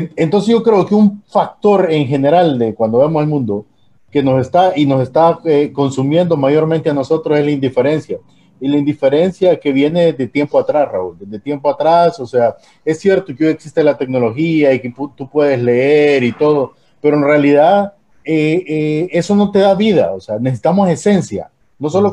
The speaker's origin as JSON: {"language": "Spanish", "town": "Tegucigalpa", "region": "Francisco Morazán", "country": "Honduras", "tie": "born or raised there", "said": "yo me crié en Teus de niño"}